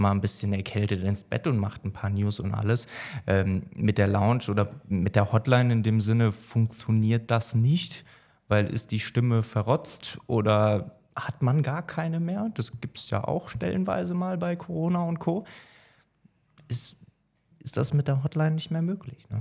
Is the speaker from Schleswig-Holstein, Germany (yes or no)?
no; Hesse, Germany; moved away as an adult; ich komme ursprünglich aus Hessen, bin jetzt seit acht Jahren hier oben